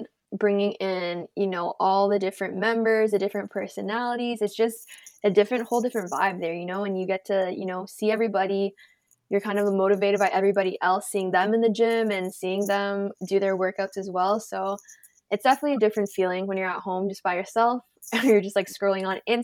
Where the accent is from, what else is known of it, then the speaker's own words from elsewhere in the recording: Toronto, Ontario, Canada; I'm born and raised in Toronto, Canada